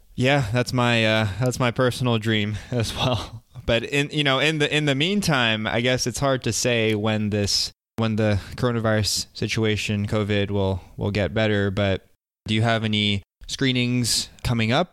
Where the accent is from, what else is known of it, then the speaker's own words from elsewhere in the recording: United States; I'm Korean American